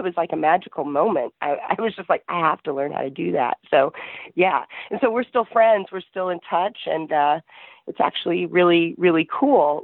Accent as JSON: {"language": "English", "region": "Texas", "country": "United States", "tie": "born or raised there", "moved": "as an adult", "lives_now": "Egypt", "said": "I'm from Texas"}